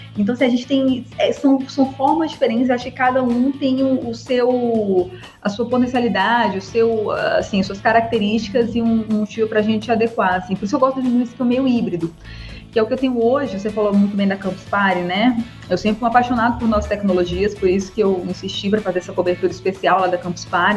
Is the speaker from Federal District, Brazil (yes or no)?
yes; Brasília, Federal District, Brazil; sou de Brasília, sou formada pela Universidade de Brasília